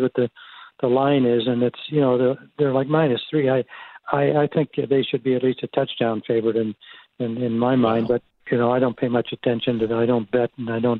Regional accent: Canada; moved away as an adult; also born or lived in Toronto; now in United States; I grew up here in Canada

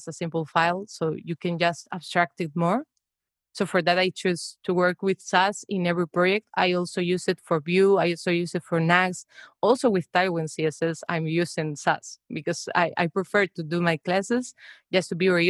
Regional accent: Spain; moved away as an adult; now in Amsterdam, Netherlands; I'm from Spain, but now I'm living in the Netherlands.

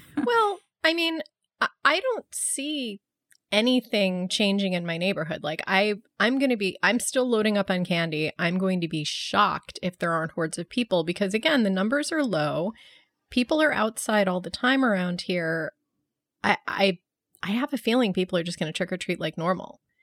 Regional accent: Buffalo, New York, United States; growing up in Buffalo, when it was freezing cold every Halloween

